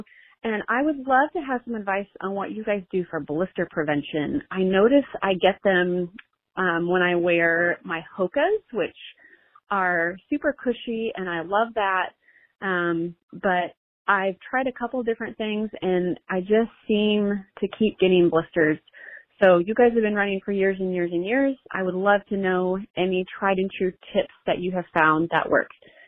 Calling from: Madrid, Community of Madrid, Spain; I'm calling from Madrid, Spain.

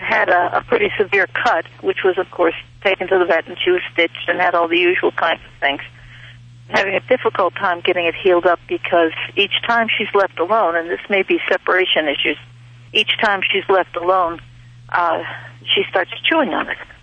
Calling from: Ferguson Valley, near Lewistown, Pennsylvania, United States

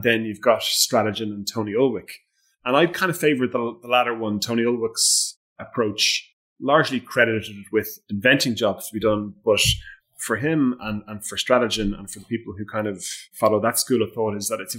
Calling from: Leinster, Ireland; I'm just in Louth, which is the wee county. It's the smallest county in Ireland.

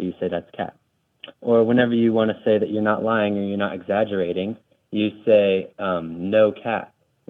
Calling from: Nevada, United States; I'm calling you from Nevada

